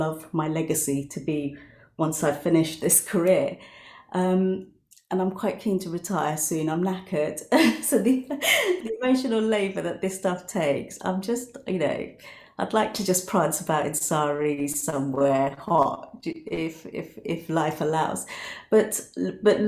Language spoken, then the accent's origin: English; United Kingdom; I grew up as a British Bengali Muslim woman